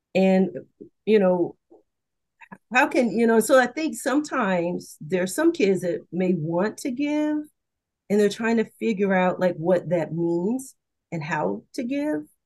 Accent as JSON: {"language": "English", "region": "the South", "country": "United States", "said": "I'm from the South"}